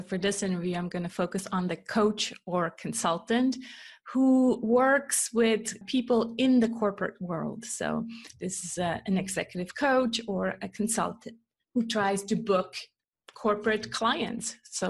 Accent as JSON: {"language": "English", "country": "Switzerland", "tie": "born or raised there", "also_born_or_lived": "California, United States", "second_language": "English", "said": "No, I'm actually born and raised in Switzerland. I'm just a copycat with accents. And so I copy my husband's accent, who's from Canada."}